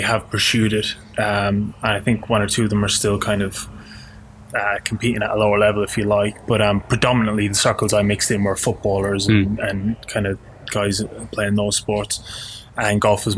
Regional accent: Portlaoise, Leinster, Ireland; now in Australia; I grew up in a place called Portlaoise

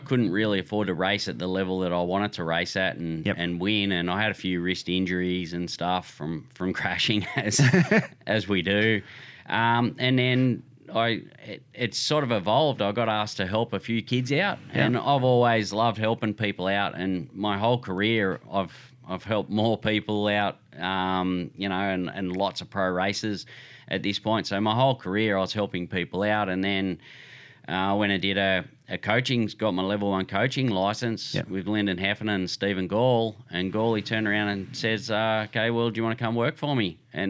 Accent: Sydney, New South Wales, Australia; Yep. Yeah, I grew up in Sydney.

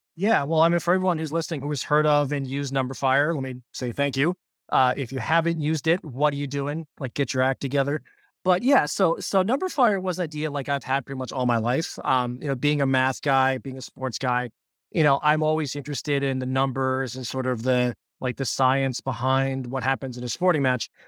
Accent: Pittsburgh, Pennsylvania, United States; born and raised in Pittsburgh

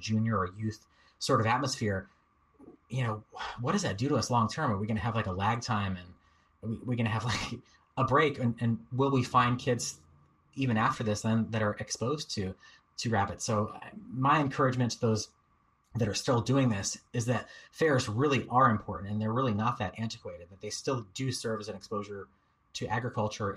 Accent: Durham, Connecticut, United States; now in California, United States; my local fair growing up in Durham, Connecticut

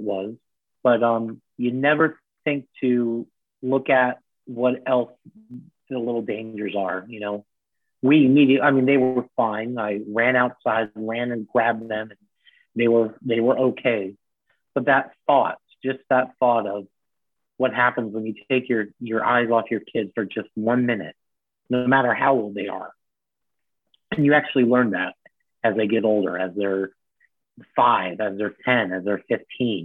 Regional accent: Miramar, Florida, United States; also born or lived in Miami, Florida; we grew up in Miami and lived there until 86 when we moved to a city called Miramar

